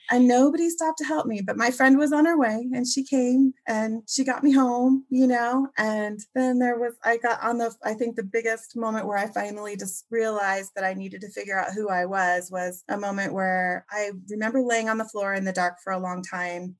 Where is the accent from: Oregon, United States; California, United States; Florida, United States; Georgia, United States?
Oregon, United States; I was born and raised mostly in Oregon